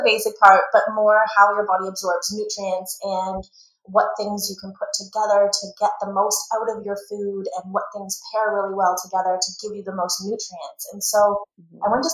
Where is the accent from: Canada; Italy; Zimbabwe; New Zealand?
Canada; Guelph, Ontario; also born or lived in Kenilworth, Ontario; I was born and raised in Guelph, and then we moved to a tiny little town that is just an intersection called Kenilworth.